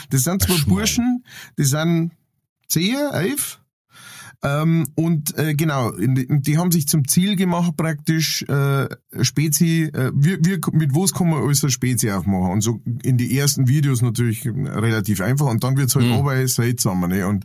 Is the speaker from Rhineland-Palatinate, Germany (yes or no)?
no; Ingolstadt, Bavaria, Germany; ich bin in Ingolstadt geboren.